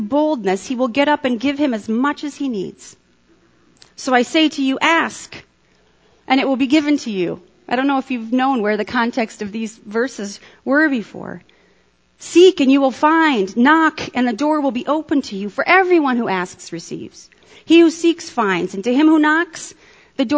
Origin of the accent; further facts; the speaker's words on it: United States; an American 21st century Western English-speaking Christian